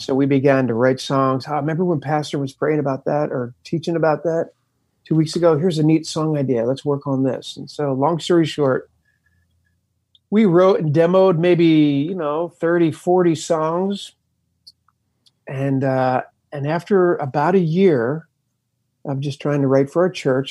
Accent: Camden, New Jersey, United States; born or raised there

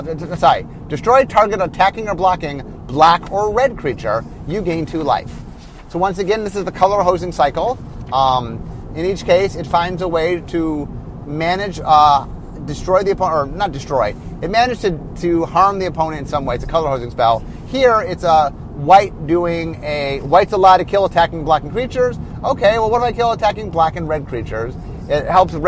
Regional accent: Cleveland, Ohio, United States; also born or lived in Los Angeles; now in Seattle, United States; I grew up in Cleveland, in which we had a lot of snow

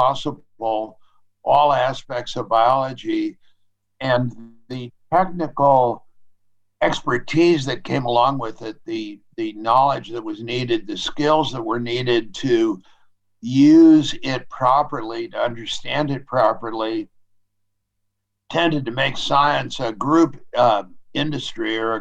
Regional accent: San Francisco, California, United States; I was the only child in a family growing up in San Francisco

